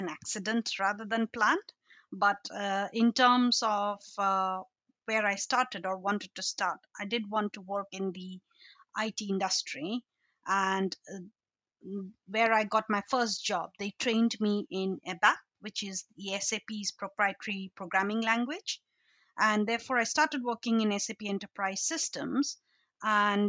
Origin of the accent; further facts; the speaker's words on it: Assam, India; moved away as an adult; also born or lived in Shillong, Meghalaya, India / London, United Kingdom; now in United Kingdom; I was brought up in a state called Assam